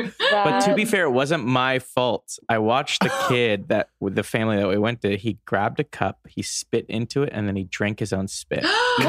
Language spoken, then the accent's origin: English; Los Angeles, California, United States; I'm happy to be here. I'm from Los Angeles, California.